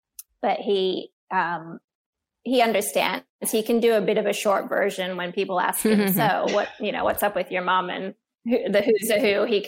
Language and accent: English; Australia; born there; hears my accent and thinks it's all American, but I'm not American. I was born in Australia and, you know, I've got Asian in me